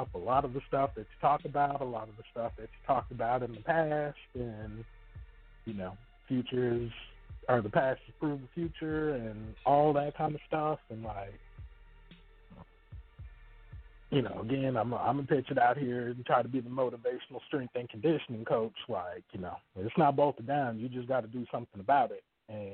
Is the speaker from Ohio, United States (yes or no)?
no; Texas, United States; I'm from Texas.